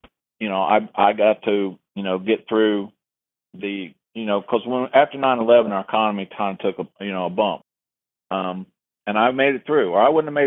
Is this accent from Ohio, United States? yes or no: yes; Ohio, United States; moved away; I grew up on the Ohio River, and Grandma lived across the river in Kentucky.